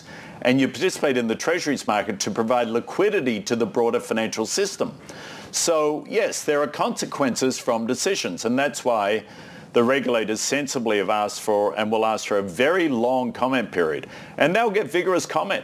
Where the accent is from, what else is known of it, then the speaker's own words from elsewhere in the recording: Australia; moved away; I'm Australian